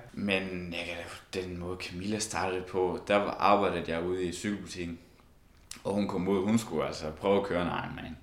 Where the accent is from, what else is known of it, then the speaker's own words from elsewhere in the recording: Esbjerg, Southern Denmark, Denmark; moved away; vi kommer jo alle sammen fra Esbjerg